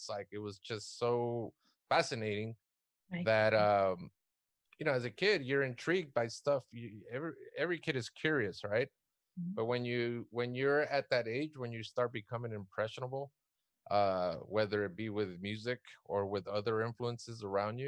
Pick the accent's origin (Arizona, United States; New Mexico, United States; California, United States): California, United States; South Gate; I grew up in Southgate, which is what, about 10 miles what's west east